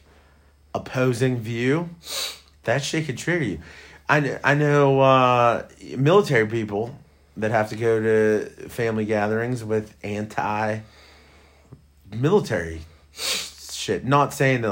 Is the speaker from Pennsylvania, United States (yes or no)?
yes; Western Pennsylvania, United States; I'm from Western Pennsylvania.